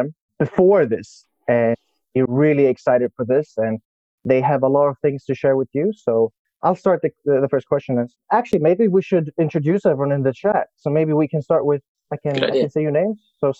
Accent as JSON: {"language": "English", "country": "Sweden", "said": "I come from Sweden. I am 25 years old."}